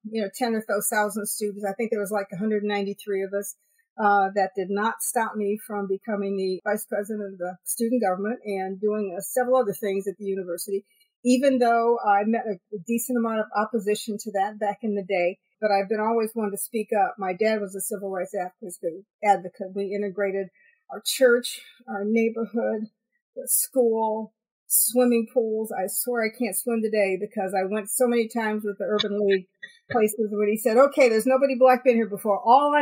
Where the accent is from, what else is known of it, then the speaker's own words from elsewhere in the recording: Maslin, Ohio, United States; Maslin, Ohio.